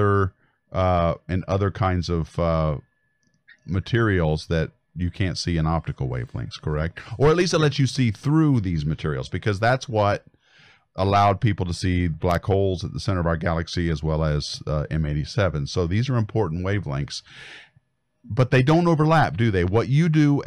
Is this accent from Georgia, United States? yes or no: no; Colorado, United States; I grew up in Colorado